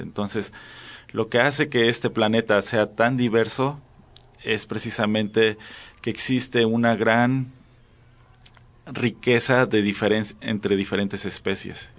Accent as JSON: {"language": "Spanish", "town": "Xalapa", "region": "Veracruz", "country": "Mexico", "tie": "born or raised there", "moved": "yes", "lives_now": "Chiapas, Mexico", "said": "Yo soy de Jalapa, Veracruz"}